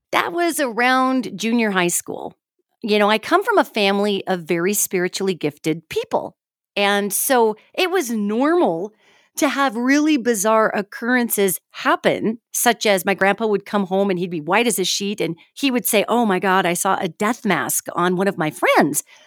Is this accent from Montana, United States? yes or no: yes; Billings, Montana, United States; I'm from Montana originally, Billings, Montana.